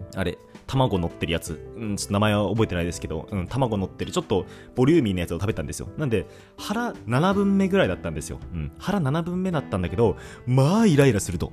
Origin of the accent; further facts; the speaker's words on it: Hokkaido, Japan; moved away; 僕、あの、北海道出身なんですけど